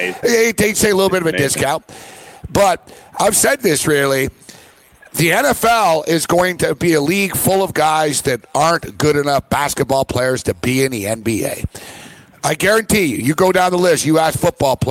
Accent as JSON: {"language": "English", "country": "Canada", "said": "I'm Canadian"}